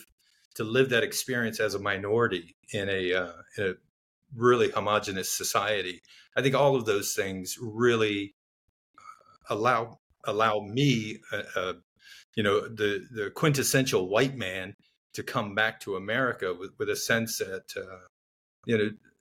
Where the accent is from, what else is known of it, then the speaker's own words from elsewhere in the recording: Miami, Florida, United States; Growing up in Miami, Florida, youngest of four